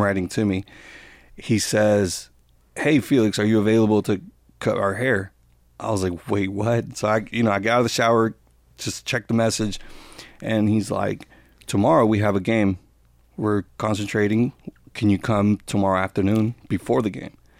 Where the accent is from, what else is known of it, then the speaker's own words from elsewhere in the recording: Gainesville, Georgia, United States; Where I grew up, I grew up here in Gainesville.